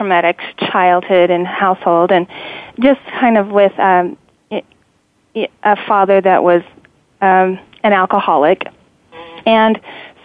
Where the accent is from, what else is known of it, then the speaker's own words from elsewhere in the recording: Cannonville, Utah, United States; also born or lived in Panguitch, Utah / St. George, Utah; born in a southern Utah town called Panguitch, and I was raised in Cannonville, which is a tiny, tiny town of 150 people.